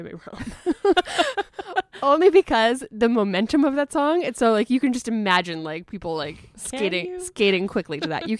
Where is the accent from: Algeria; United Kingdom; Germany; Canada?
Canada; which I know is like blasphemous to say as a Canadian.